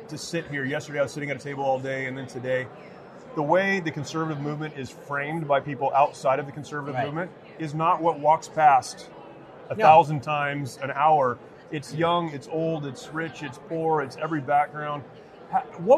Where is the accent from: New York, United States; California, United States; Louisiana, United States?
California, United States; San Francisco; I'm from California, San Francisco